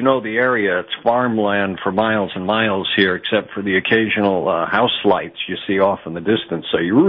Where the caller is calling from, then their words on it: Herkimer County, New York, United States; I'm actually calling from Herkimer County.